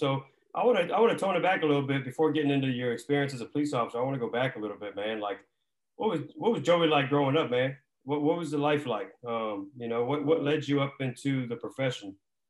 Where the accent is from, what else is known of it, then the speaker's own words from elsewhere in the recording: Northern Virginia, United States; You're from DC, I'm from Northern Virginia.